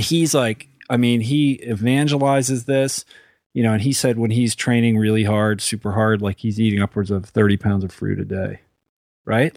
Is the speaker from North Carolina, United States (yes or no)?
no; Boston, Massachusetts, United States; as a Bostonian